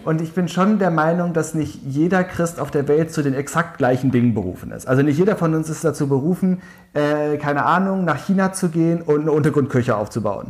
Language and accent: German; Tübingen, Baden-Württemberg, Germany; in der Klimaschutzgruppe in meiner Heimatstadt Tübingen engagiert